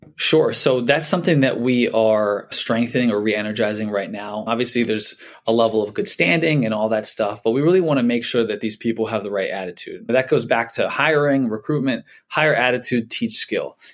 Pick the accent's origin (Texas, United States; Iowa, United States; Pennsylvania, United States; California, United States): Pennsylvania, United States; Philadelphia; I'm from Philly